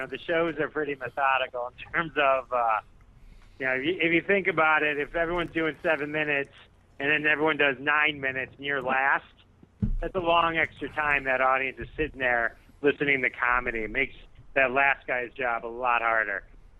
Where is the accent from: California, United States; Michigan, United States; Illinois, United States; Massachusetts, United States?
Michigan, United States; Detroit; Yeah, from suburb of Detroit, Michigan.